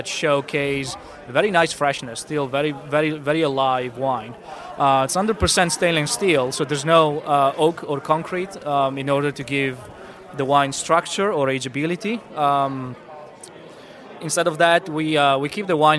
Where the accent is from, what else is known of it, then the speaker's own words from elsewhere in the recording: near Venice, Veneto, Italy; moved away as an adult; now in Virginia, United States; I'm from Northern Italy, from near Venice. I've moved to Virginia in 2008